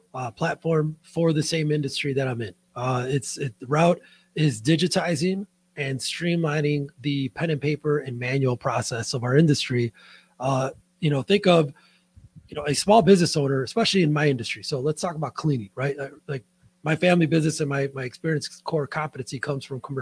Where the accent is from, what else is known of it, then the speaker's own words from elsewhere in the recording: Chicago, Illinois, United States; I'm from Chicago, born and raised. I'm a Midwest guy